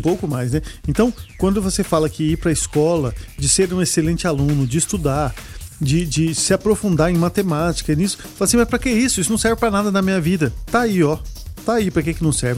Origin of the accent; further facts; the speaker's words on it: Brazil; Eu sou brasileiro, vou trabalhar aqui, eu sou médico aqui, quero trabalhar aqui e quero fazer o meu país um lugar melhor